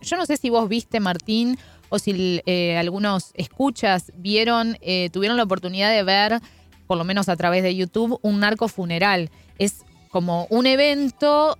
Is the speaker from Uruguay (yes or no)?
yes; Uruguay; soy una uruguaya fallada, siempre digo, porque no tomo mate